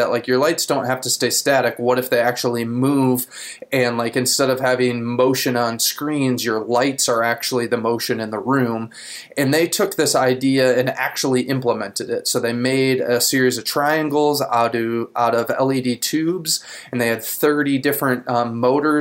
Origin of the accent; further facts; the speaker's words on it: Grand Haven, Michigan, United States; I'm from Grand Haven. We're both in Michigan